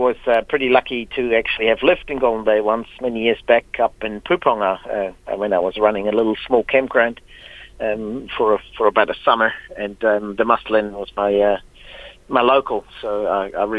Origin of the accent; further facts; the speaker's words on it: Switzerland; now in New Plymouth, New Zealand; I'm originally from Switzerland